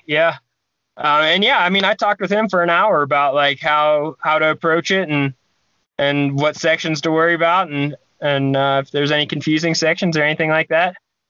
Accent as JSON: {"language": "English", "region": "Ohio", "country": "United States", "tie": "born or raised there", "said": "I grew up in Ohio"}